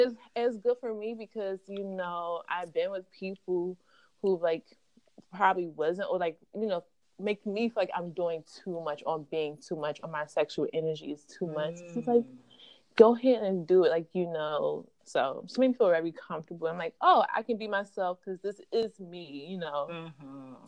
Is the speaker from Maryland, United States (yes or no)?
yes; Maryland, United States; moved away as an adult; now in New York, United States; I'm from Maryland, but mm-hmm. I live in New York. I've been here for I think six years now